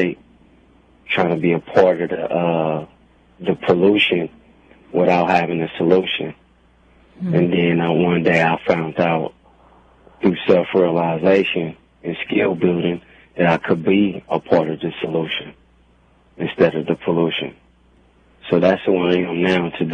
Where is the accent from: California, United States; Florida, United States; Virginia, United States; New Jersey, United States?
California, United States; Oakland; I was born here in Oakland, California, born and raised.